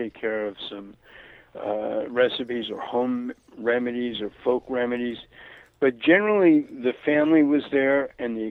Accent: New York City, New York, United States; moved away; also born or lived in Florida / Santa Barbara, California; growing up in Brooklyn, in the 1950s

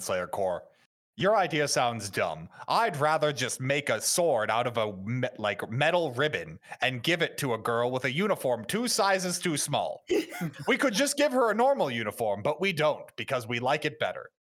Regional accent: United States; As an American

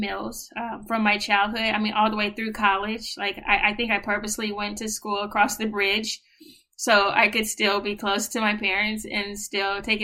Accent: San Francisco, California, United States; moved away as an adult; now in New York, United States; I am originally from San Francisco, California

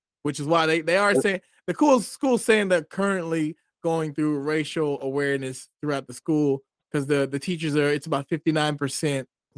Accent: United States; I don't go around and say call myself African American because I'm not African. I was never been in Africa, and I'm only American.

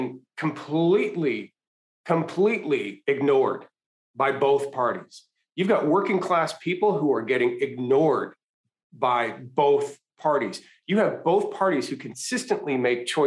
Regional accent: Canada; moved away as an adult; now in United States; I was born in Canada, raised in Canada, went to undergrad in Canada

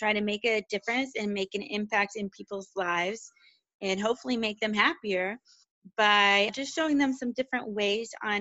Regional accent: Western Pennsylvania, United States; I'm originally from Western Pennsylvania, smaller town

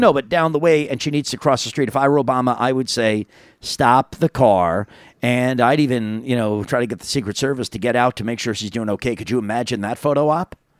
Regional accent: New York, United States; moved away; back in New York, my hometown

